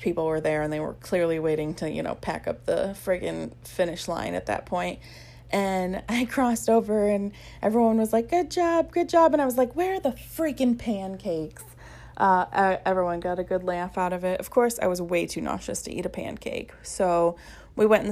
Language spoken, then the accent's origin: English; Ohio, United States; also born or lived in California; When I moved back to Ohio